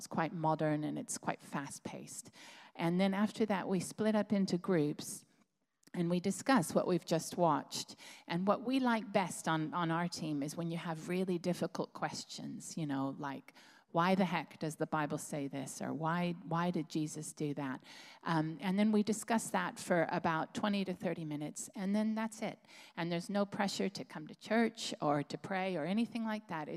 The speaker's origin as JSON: {"language": "English", "country": "United States", "moved": "as an adult", "lives_now": "Plymouth, United Kingdom", "said": "I'm American"}